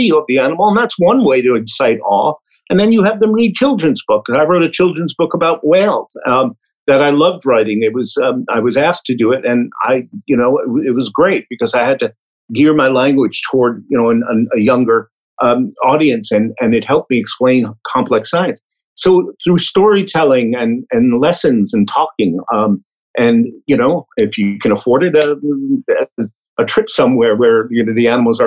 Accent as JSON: {"language": "English", "town": "New York City", "region": "New York", "country": "United States", "tie": "born or raised there", "said": "I grew up in Brooklyn, New York, and I got contact with animals through zoos"}